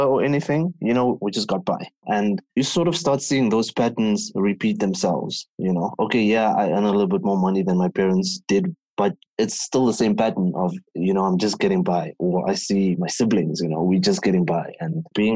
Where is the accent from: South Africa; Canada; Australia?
South Africa; I am from South Africa, tip of the African continent